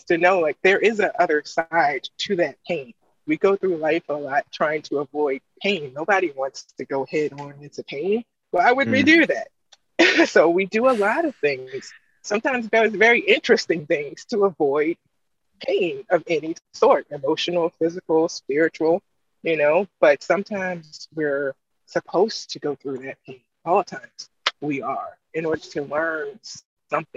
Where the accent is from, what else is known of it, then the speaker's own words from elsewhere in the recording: East Coast, United States; also born or lived in Maryland; I was in the Midwest and I'm from the East Coast.